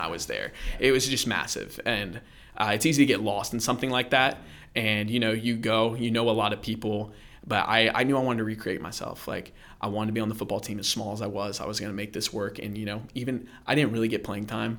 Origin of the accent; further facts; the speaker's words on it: Orlando, Florida, United States; moved away; I grew up in Central Florida, um, the Orlando area